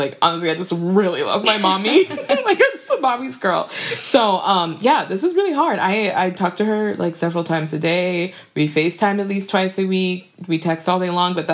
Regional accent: Minnesota, United States; moved away; I'm from Minnesota, and my parents are from Liberia, and my mom lives in Minnesota now

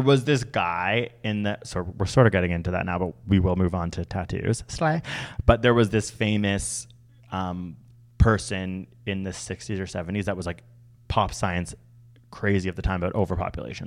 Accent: Canada; I'm Canadian

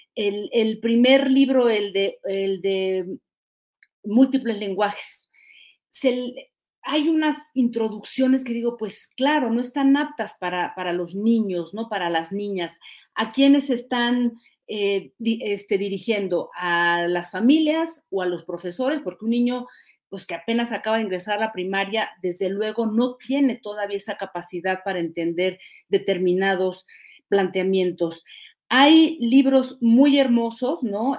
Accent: Mexico; moved away as an adult; also born or lived in France; yo soy hija de la escuela pública, debo decirlo, desde primaria hasta universidad. Soy hija de la escuela pública y luego me fui a estudiar fuera de México

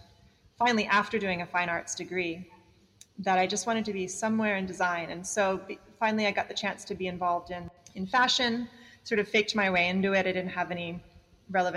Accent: Bali, Indonesia; I grew up in Bali

